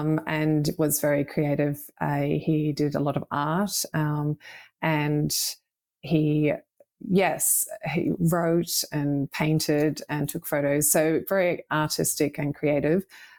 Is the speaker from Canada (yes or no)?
no; Australia; also born or lived in United Kingdom; Yes. So I grew up both in Australia and the UK. So my father's British.